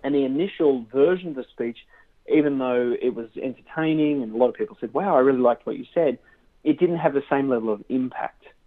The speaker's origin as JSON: {"language": "English", "town": "Sydney", "region": "New South Wales", "country": "Australia", "tie": "born or raised there", "moved": "as an adult", "lives_now": "Southern California, United States", "said": "I grew up in Australia in Sydney"}